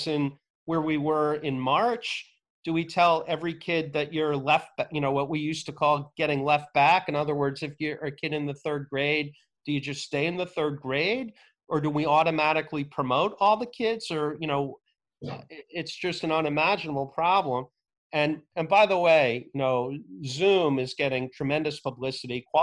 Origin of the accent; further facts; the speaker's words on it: New Jersey, United States; the town that I grew up in New Jersey